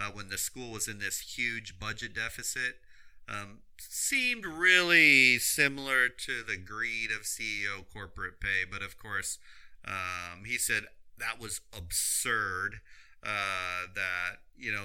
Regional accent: Florida, United States; home state of Florida

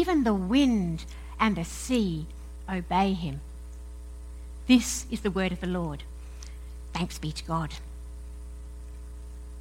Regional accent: Perth, Western Australia, Australia; accent: mix of Aussie and English; moved away; also born or lived in United Kingdom; I'm an Aussie, right? I was born and brought up in Perth in Western Australia, but then I also spent around about 10 years in various parts of the UK

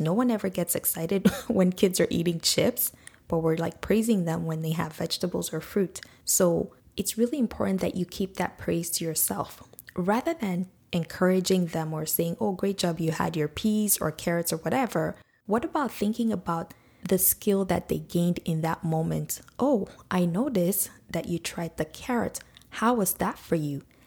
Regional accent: Nigeria; now in Canada; that's how we grew up in Nigeria

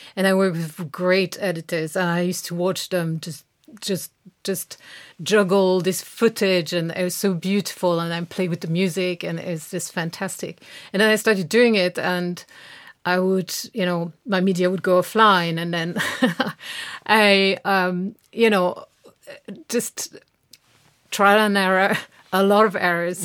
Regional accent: France; moved away; grew up in France

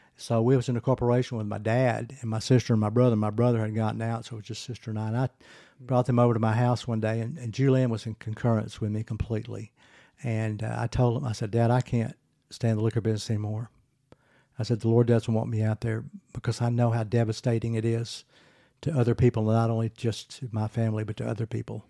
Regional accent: Pine Bluff, Arkansas, United States; I grew up in Pine Bluff, Arkansas.

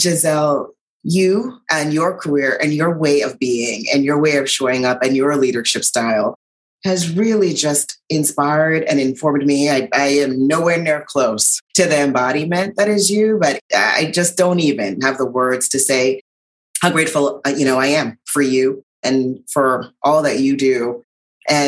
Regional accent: U.S. Virgin Islands; I grew up in St. Thomas in the U.S. Virgin Islands.

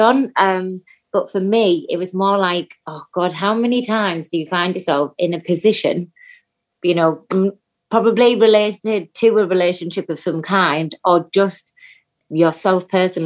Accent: Teesside, North East England, United Kingdom; moved away; my hometown at BBC Tees

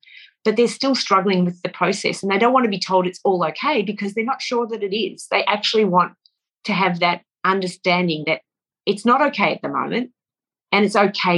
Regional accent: Australia; One of the strongest characteristics of being an Australian, I think, is the ability to see bullshit at 1,000 paces.

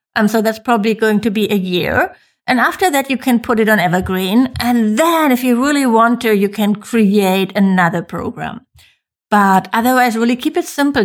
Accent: Germany; I'm from Germany

